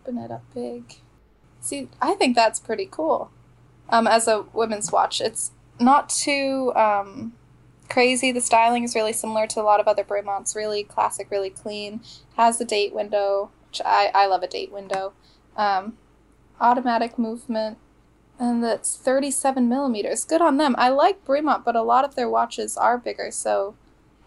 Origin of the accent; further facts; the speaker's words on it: London, United Kingdom; moved away; I grew up mostly in London